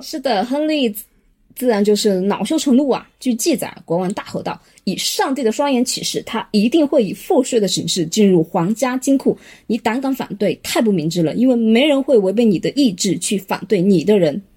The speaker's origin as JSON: {"language": "Chinese", "country": "China", "said": "我们中国人"}